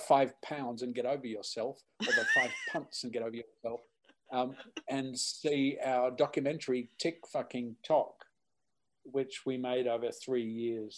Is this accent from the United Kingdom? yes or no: no; Australia; being Australian, performing in the UK